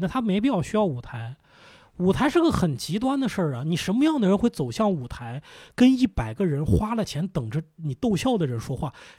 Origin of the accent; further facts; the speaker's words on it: Lanzhou, Gansu, China; now in Beijing, China; 我是兰州人，